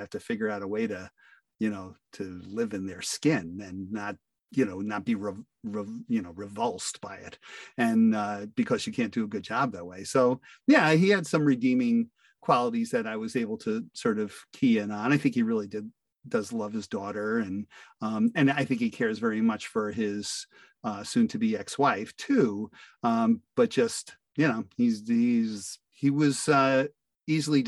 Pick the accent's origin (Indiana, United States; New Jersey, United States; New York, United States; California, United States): New York, United States; Fairport; I'm from Fairport, New York, USA